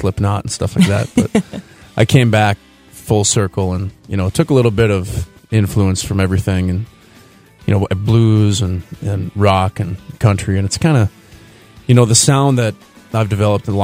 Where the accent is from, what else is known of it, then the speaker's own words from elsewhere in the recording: Duluth, Minnesota, United States; I grew up in Duluth, Minnesota, and came from a pretty musical family.